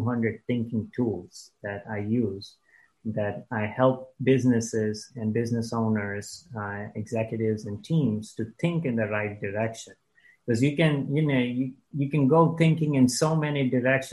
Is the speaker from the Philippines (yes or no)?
no; India; also born or lived in Dayton, Ohio, United States; now in United States; my parents got divorced, went back to India, grew up there